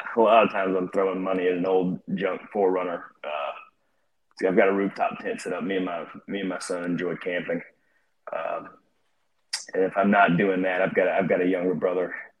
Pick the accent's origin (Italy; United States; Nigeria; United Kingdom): United States; Northport, Alabama; moved away as an adult; also born or lived in Georgia; I grew up here in Northport in Tuscaloosa, uh, and I left shortly after graduating high school